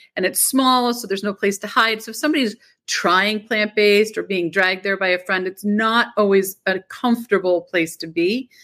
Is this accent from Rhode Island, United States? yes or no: yes; Rhode Island, United States; also born or lived in Boston / New York; I've always been in Rhode Island.